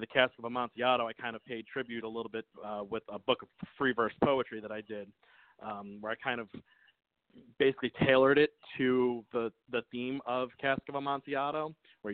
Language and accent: English; New York, United States; now in Georgia, United States; I'm originally from New York